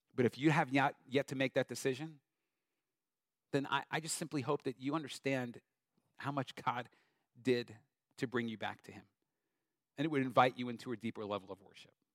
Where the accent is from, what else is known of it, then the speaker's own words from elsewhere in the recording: Long Island, New York, United States; moved away; I grew up Long Island, New York